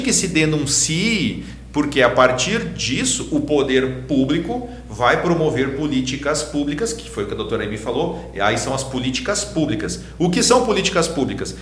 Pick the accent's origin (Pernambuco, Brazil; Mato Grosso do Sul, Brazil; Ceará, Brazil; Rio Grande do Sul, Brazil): Rio Grande do Sul, Brazil; Gravataí; nós somos de Gravataí